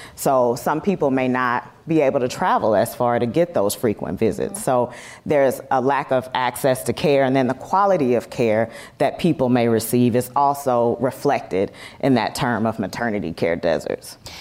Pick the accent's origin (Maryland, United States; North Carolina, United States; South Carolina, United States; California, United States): South Carolina, United States; now in Los Angeles, United States; my hometown in South Carolina versus where I live now in Los Angeles